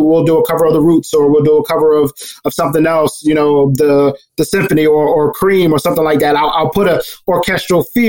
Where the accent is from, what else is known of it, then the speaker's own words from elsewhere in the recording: Philadelphia, Pennsylvania, United States; I grew up in North Philly before the crack epidemic.